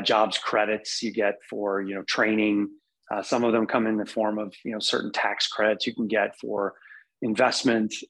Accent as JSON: {"language": "English", "region": "Wisconsin", "country": "United States", "tie": "born or raised there", "said": "I'm born and raised in Wisconsin, love it here."}